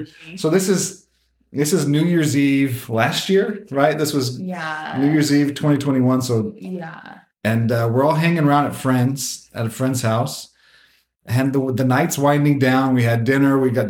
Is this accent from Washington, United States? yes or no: yes; Seattle, Washington, United States; I grew up in Seattle, Washington. For those of you who know me, that's why I'm a Husky fan. I grew up just outside Seattle.